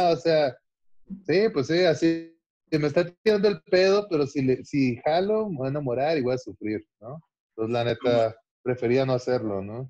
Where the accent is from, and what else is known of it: Ciudad Constitución, Baja California Sur, Mexico; now in Mexico City, Mexico